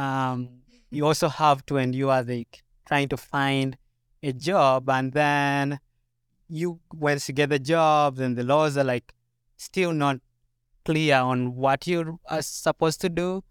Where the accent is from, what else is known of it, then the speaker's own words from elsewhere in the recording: Uganda; moved away as an adult; now in Minnesota, United States; So, yeah, I came two years ago from Uganda, and I came to do a master's degree.